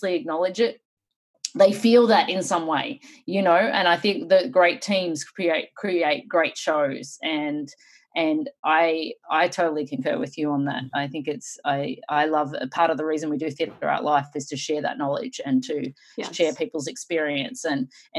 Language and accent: English; Australia; when I come from Australia